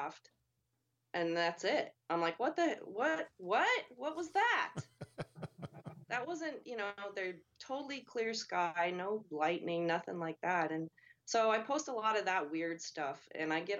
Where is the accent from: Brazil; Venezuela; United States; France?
United States; Montana; growing up in Montana in the mountains